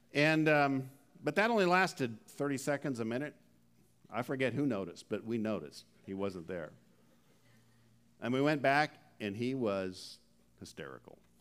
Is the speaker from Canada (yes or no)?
yes; Canada; We're from Canada